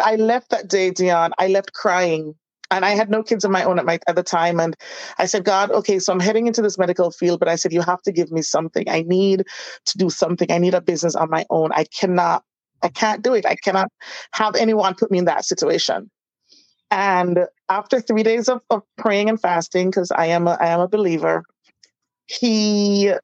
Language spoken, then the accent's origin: English; Jamaica; also born or lived in Florida / Miami; now in New York, United States; I'm from Jamaica